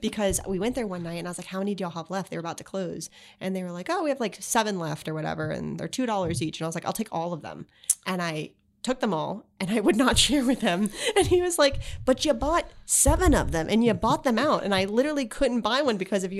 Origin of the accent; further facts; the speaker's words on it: Palm Beach, Florida, United States; also born or lived in Miami / Gainesville / Charlotte; I was born in Miami. I moved up here after Hurricane Andrew. So I really grew up in Palm Beach